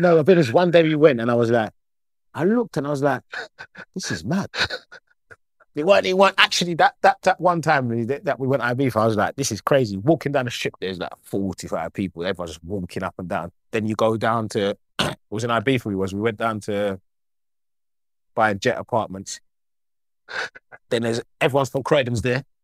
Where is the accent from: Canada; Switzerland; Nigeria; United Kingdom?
United Kingdom; Croydon, London; moved away as an adult; now in Cyprus; I'm a local boy, I'm from Croydon.